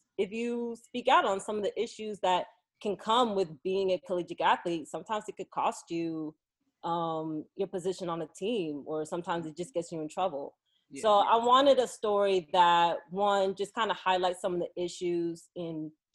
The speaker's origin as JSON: {"language": "English", "region": "New Jersey", "country": "United States", "tie": "born or raised there", "also_born_or_lived": "New York / Philadelphia / Connecticut", "said": "New York born, Jersey raised"}